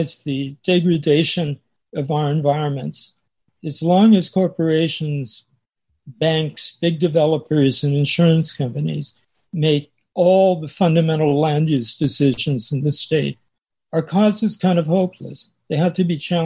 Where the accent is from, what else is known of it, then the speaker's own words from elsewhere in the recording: East County, San Diego County, California, United States; I grew up in East County